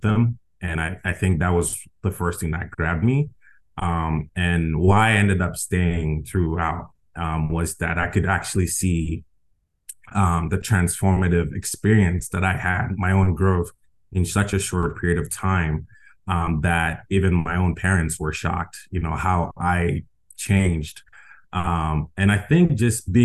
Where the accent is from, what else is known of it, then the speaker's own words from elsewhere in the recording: Ghana; also born or lived in Las Vegas; now in United States; I am originally from Ghana. My family migrated to the U.S. in 2004.